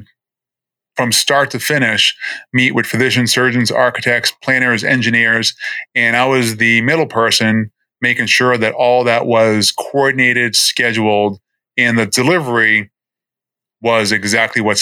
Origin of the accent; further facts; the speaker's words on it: Boston, Massachusetts, United States; moved away as an adult; also born or lived in New Jersey; now in Florida, United States; I'm born and raised in Boston